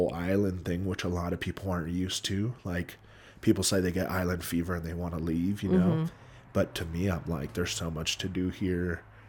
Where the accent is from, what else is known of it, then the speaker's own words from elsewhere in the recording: Hawaii, United States; Growing up in Hawaii, can I confirm it's a dream?